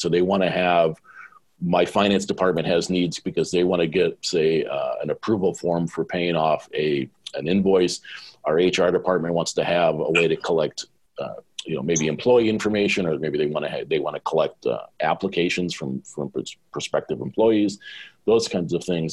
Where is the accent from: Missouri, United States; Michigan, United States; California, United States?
California, United States; Southern; moved away as an adult; also born or lived in Sydney, Australia; I was a guy from Southern California